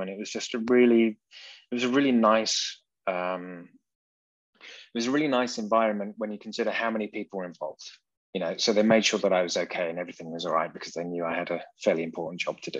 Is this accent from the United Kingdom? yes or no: yes; England, United Kingdom; accent: British; moved away as an adult; now in Saxony, Germany; I'm English